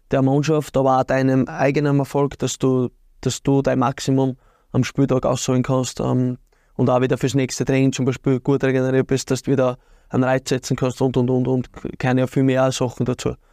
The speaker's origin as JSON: {"language": "German", "town": "Birkfeld", "region": "Styria", "country": "Austria", "tie": "born or raised there", "said": "und da habe ich eigentlich meine Kindheit verbracht, aber aufgewachsen bin in Birkfeld."}